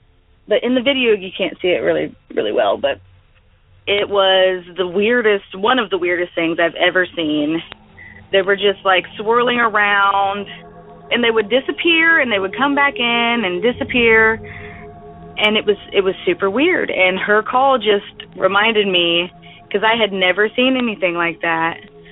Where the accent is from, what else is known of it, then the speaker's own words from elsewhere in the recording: Ohio, United States; I'm from Ohio